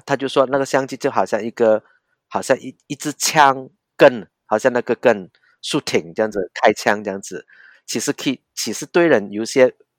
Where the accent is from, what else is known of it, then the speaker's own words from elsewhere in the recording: Hong Kong; Chinese is a second language; 我是，呃，在香港。我是在香港成长的人